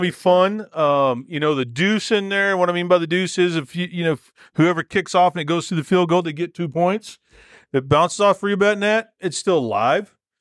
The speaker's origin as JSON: {"language": "English", "region": "Texas", "country": "United States", "tie": "born or raised there", "moved": "yes", "said": "when I was growing up in Texas"}